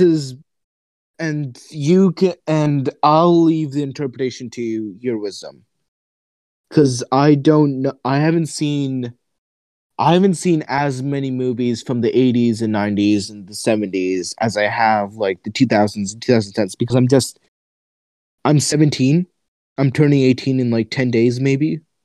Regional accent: United States; I'm an American, like sort of teenager growing up here

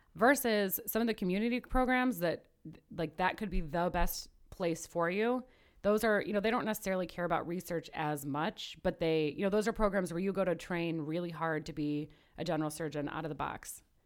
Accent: Midwest, United States; also born or lived in Knoxville, Tennessee; now in Chicago, United States; my birth certificate says Midwest, my education has all been in the Midwest

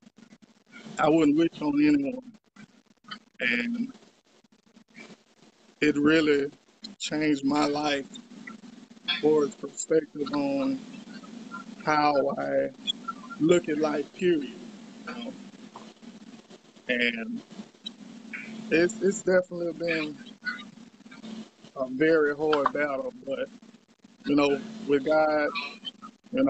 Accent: Columbia, Mississippi, United States; I'm from Columbia, Mississippi

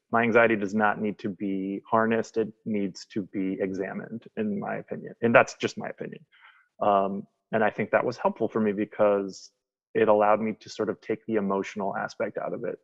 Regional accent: Wisconsin, United States; accent: twang; now in Philadelphia, United States; I'm from Philadelphia. Um, I've lived here for probably 22 years, something like that. Um, but I'm originally from Wisconsin, so if you hear a little bit of twang in my accent that comes in and out, that's where that's from.

